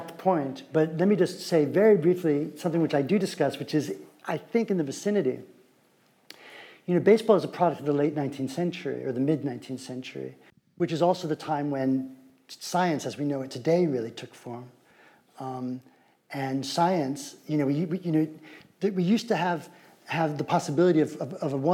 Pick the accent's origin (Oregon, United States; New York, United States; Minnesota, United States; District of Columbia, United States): New York, United States; New York City; I grew up in Greenwich Village to kind of hippie radical outsiders who hated baseball and everything conventional